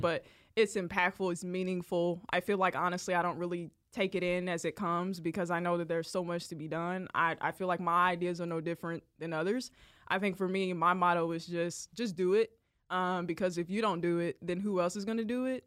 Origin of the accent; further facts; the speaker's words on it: Jonesboro, Arkansas, United States; moved away as an adult; also born or lived in Columbia, Missouri; now in Kansas City, United States; Born and raised Jonesboro, Arkansas